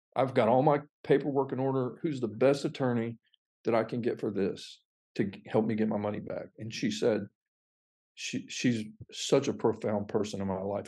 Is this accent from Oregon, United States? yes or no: no; Fort Pierce, Florida, United States; moved away as an adult; also born or lived in North Alabama; now in The Woodlands, United States; that city, Fort Pierce, Florida, was it's just a small citrus town